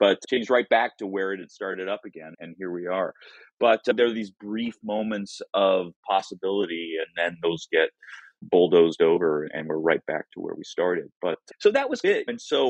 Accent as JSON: {"language": "English", "town": "Seattle", "region": "Washington", "country": "United States", "tie": "born or raised there", "said": "I grew up here in Seattle, and so my musical memories go back to about like the mid 60s or so, when I was really little, 3 years old or so."}